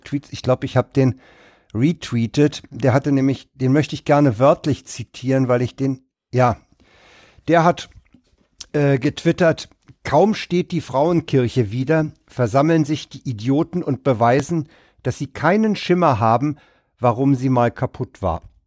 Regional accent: Berlin, Germany; Ich bin ja in Reinickendorf aufgewachsen, dann im Wedding gewohnt, jetzt in, in Lichterfelde.

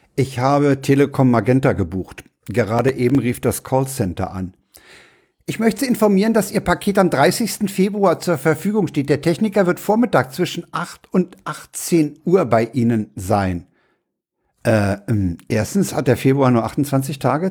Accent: Berlin, Germany; ich bin ja in Reinickendorf aufgewachsen

